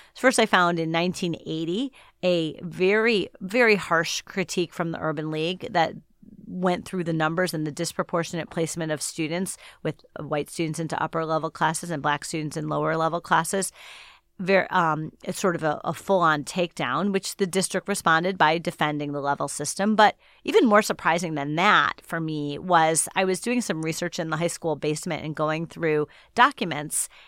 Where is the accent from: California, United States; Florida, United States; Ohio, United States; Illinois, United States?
Ohio, United States; Shaker Heights; moved away; growing up in Shaker Heights was a special place to be